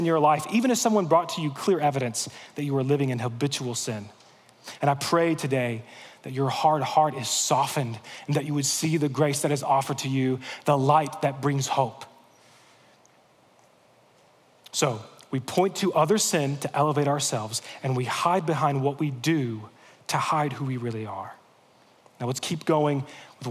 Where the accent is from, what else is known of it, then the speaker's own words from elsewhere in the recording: United States; As American Christians